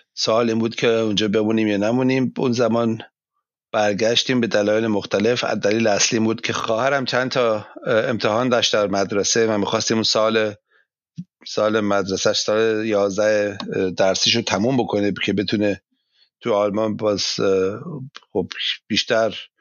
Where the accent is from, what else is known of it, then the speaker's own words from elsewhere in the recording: Iran; now in Germany; من ایرانی هستم